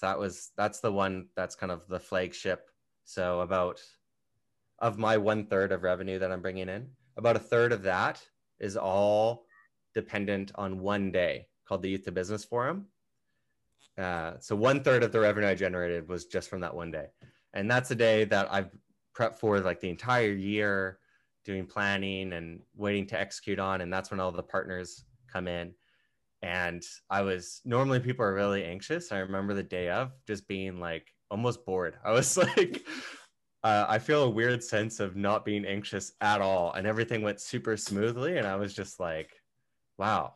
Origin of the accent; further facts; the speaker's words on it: Canada; being a Canadian